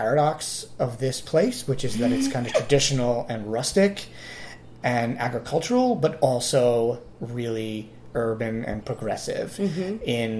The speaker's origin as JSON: {"language": "English", "region": "New York", "country": "United States", "moved": "yes", "lives_now": "Lancaster, United States", "said": "I'm not a native Lancastrian. I'm from New York."}